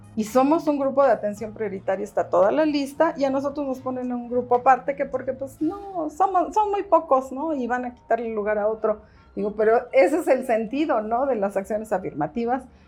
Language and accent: Spanish; Mexico City, Mexico; nací aquí en la Ciudad de México, yo no he vivido nunca en ningún otro lugar.